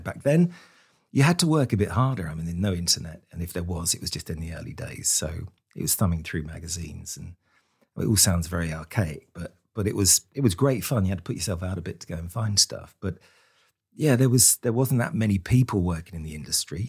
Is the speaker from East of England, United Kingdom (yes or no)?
yes; Luton, East of England, United Kingdom; I was born in Luton in, in kind of nineteen sixty